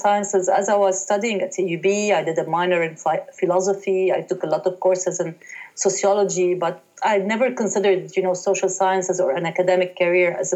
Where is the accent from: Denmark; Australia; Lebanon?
Lebanon; Haret Hreik, Dahiye, Beirut, Mount Lebanon; I was born in Hari Tahrik and raised there